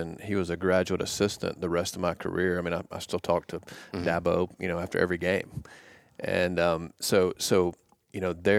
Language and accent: English; Cedartown, Georgia, United States; And I said, Coach, I'm from Cedartown, Georgia.